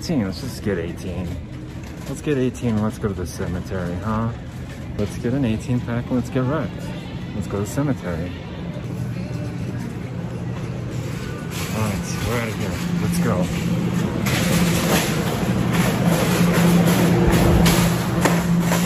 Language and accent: English; Salt Lake City, Utah, United States; I'm from Salt Lake.